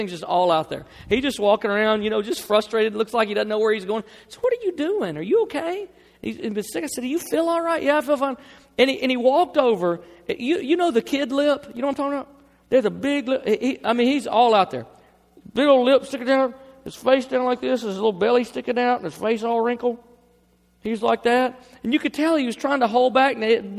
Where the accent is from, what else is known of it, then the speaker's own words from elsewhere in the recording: the South, United States; I mean, look, I grew up in the South. I'm a Christian.